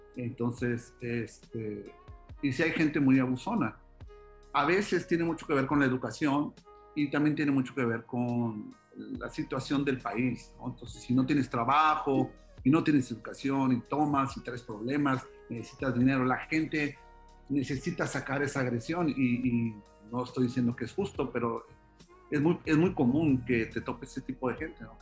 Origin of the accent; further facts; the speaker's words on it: Mexico; soy mexicano, gano en pesos